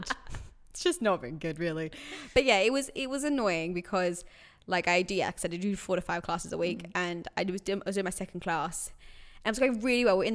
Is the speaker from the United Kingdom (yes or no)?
yes; England, United Kingdom; Ironically, I'm English too, but but you've got the Italian.